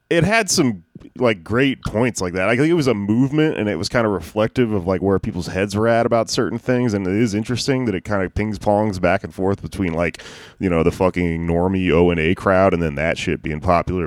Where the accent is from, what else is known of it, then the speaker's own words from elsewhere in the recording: the South, United States; I'm from the South